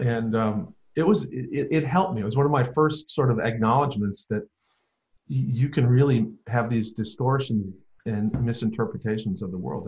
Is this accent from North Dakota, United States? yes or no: yes; North Dakota, United States; I grew up in North Dakota